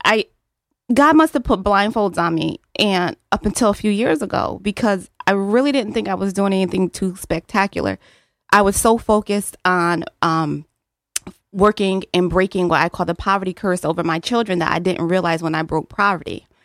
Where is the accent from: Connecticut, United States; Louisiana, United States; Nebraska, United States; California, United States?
Connecticut, United States; New Haven; I'm born and raised in New Haven, Connecticut